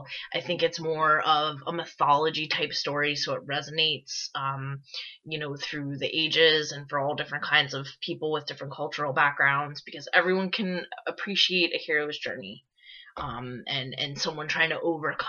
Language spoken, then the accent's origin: English; New York, United States; I grew up in New York